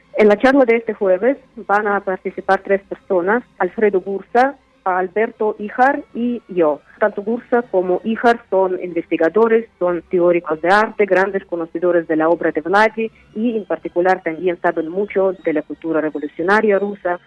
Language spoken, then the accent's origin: Spanish; Uzbekistan; Spanish is a second language; moved away as an adult; now in Mexico; soy escritora uzbekistanesa de lengua rusa, radico en México desde hace varios años